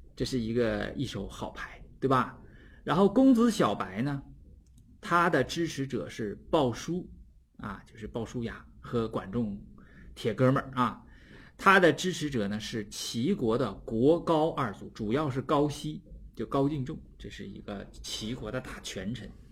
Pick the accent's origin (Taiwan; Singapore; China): China; Northeast China; accent: Northeastern dialect; 我们东北的方言就是放挺了